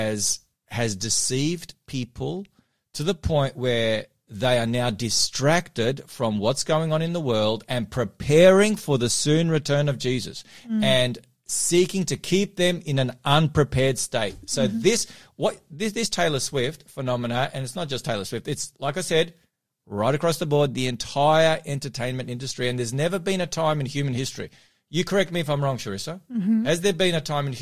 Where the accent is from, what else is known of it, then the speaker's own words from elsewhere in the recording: Melbourne, Victoria, Australia; now in Sydney, Australia; my hometown of Melbourne.